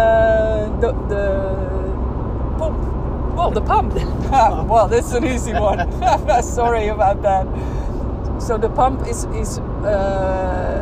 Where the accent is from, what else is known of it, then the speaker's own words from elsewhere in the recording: Netherlands; moved away as an adult; now in Spain; I was running from Holland or moving away from my country.